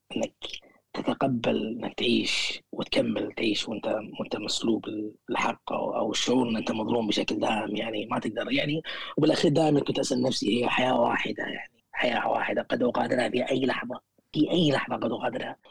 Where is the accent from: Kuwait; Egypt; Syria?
Kuwait; moved away as an adult; also born or lived in Sulaibiya, Kuwait; now in United Kingdom; إني من، من، من الكويت